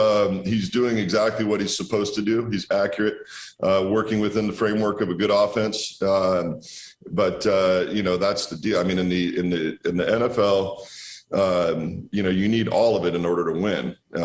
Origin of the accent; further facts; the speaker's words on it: Walla Walla, Washington, United States; No, we're out here making wine in my hometown in Walla Walla.